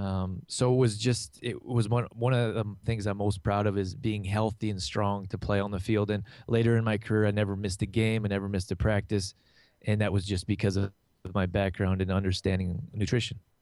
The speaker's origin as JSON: {"language": "English", "country": "Canada", "tie": "born or raised there", "also_born_or_lived": "California", "moved": "as an adult", "said": "I grew up here in Canada"}